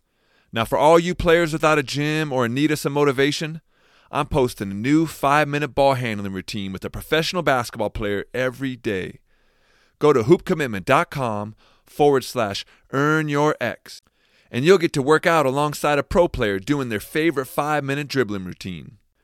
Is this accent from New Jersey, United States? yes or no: no; Washington, United States; my hometown, Washington State